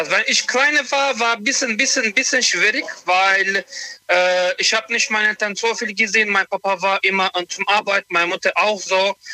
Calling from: Montabaur, Rhineland-Palatinate, Germany; ich komme von Montabaur.

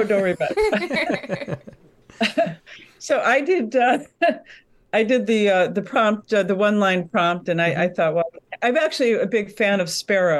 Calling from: Connecticut, United States; I'm in Connecticut.

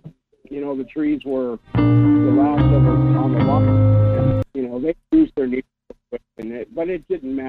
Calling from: Anchor Point, Alaska, United States; Good morning. … from Anchor Point.

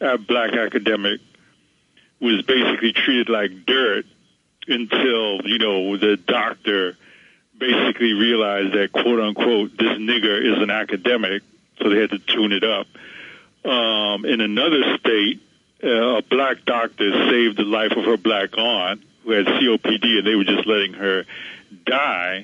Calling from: New York, United States; calling from Harlem

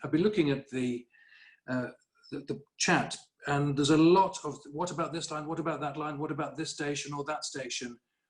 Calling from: Harrogate, Yorkshire and the Humber, United Kingdom; I'm speaking from Harrogate now

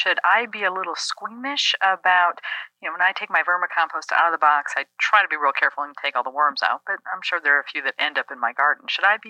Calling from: Durham, North Carolina, United States; I'm calling you from Durham, North Carolina. We're right here about the middle of the state. We call this the Piedmont region.

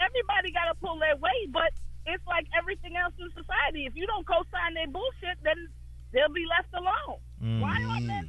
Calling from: New York City, New York, United States; I'm calling from Brooklyn.

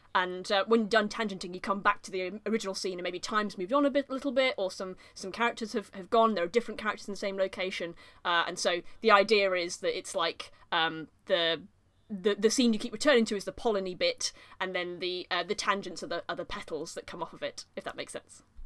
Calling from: Nottingham, East Midlands, United Kingdom; also born or lived in Leeds; I'm, I'm calling from Nottingham, I've come back from Leeds now

